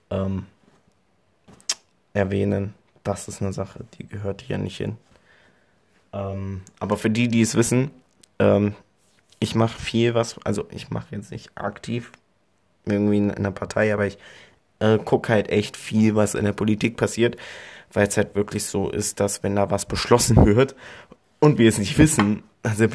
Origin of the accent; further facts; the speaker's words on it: Columbus, Ohio, United States; born there; dadurch, dass ich in Columbus geboren bin. Da kommen wir zum nächsten Fakt. Ich bin geborener Amerikaner. Natürlich hört man das jetzt nicht so raus, dadurch, dass meine Mutter Deutsch ist, habe ich natürlich von Geburt an Deutsch gelernt und Englisch.